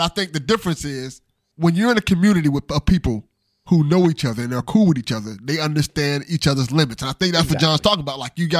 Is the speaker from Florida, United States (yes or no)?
yes; Miami, Florida, United States; Miami, Florida.